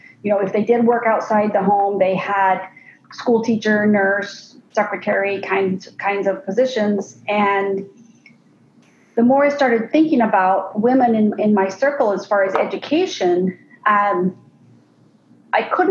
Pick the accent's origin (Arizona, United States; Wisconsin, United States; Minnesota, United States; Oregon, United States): Arizona, United States; I grew up here in Arizona, and I was the youngest of seven.